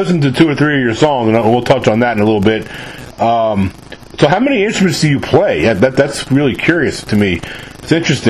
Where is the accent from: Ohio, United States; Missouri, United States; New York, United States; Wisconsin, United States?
New York, United States; now in Mississippi, United States; I'm from New York originally, but I live in the South now. I've lived down here in Mississippi for 21 years